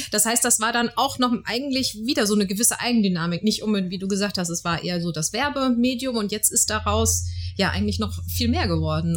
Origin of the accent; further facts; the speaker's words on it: Frankfurt, Hesse, Germany; als Frankfurter ist man ja manchmal eben so hier in unserer schönen Stadt unterwegs